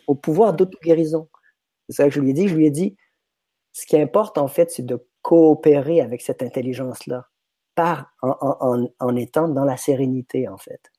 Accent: Quebec, Canada; moved away as an adult; now in France; je suis québécois, je suis débarqué en France en 99.

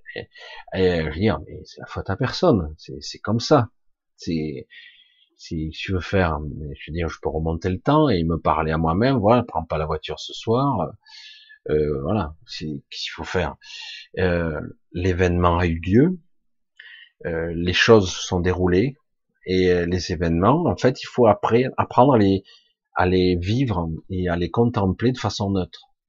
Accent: France; je suis né en France, comme beaucoup d'autres, mais en réalité, mon père était catalan, catalan pur

